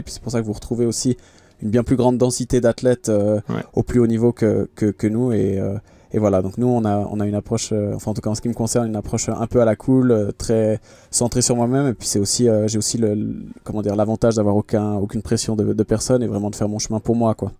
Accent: Geneva, Switzerland; je suis euh, de Genève, je viens de Suisse

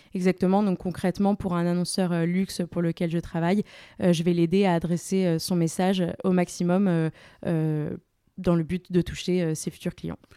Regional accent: Paris, Île-de-France, France; also born or lived in Angers; Je suis parisienne euh, d'origine

